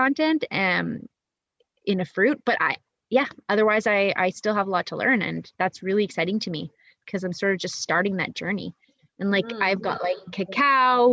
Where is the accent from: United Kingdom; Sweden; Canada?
Canada; moved away as an adult; also born or lived in Monterrey, Nuevo León, Mexico; now in Nicaragua; I'm Canadian and I'll always will be Canadian